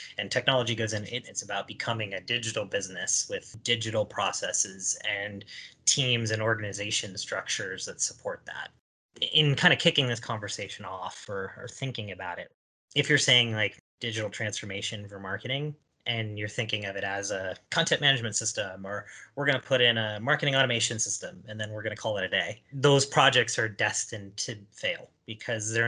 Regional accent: Ohio, United States; growing up in Ohio

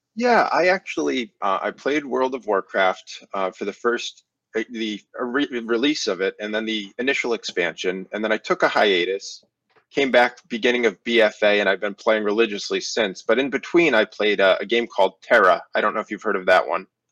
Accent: Connecticut, United States; I'm from Connecticut, the great state of Connecticut

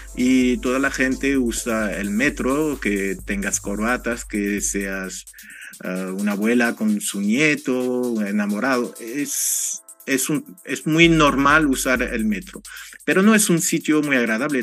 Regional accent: France; Spanish is a second language; moved away; Como francés

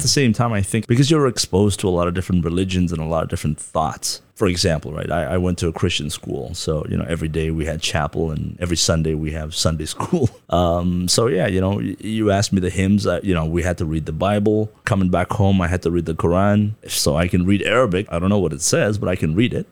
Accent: Darjeeling, West Bengal, India; moved away as an adult; also born or lived in Kathmandu, Nepal / Canada; now in Taiwan; I grew up in Darjeeling, went to school there

